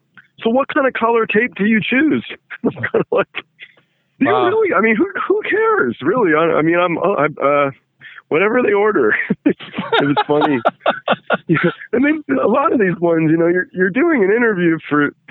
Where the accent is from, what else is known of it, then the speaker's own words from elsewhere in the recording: England, United Kingdom; now in Los Angeles, United States; I was born in England